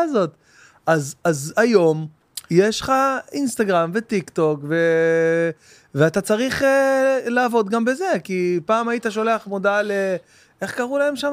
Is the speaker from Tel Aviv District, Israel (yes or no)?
yes; Bat Yam, Tel Aviv District, Israel; also born or lived in Jerusalem; עברנו מירושלים ל, אה, לבת ים, שהייתי מכיתה ב'